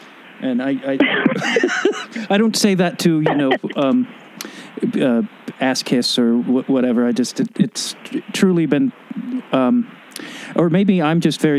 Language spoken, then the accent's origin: English; Chicago, Illinois, United States; Chicago. So I'm sure we'll have that.